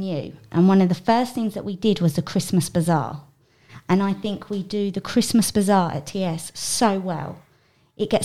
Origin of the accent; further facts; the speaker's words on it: South East England, United Kingdom; moved away; I am from England, and I live in a place called Kent in England.